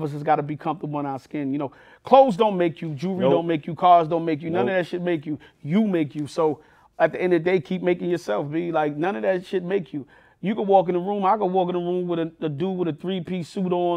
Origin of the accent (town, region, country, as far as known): New York City, New York, United States; born or raised there